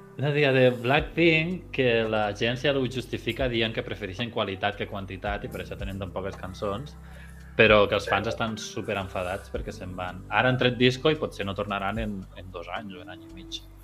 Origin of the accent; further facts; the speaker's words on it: Spain; jo d'Espanya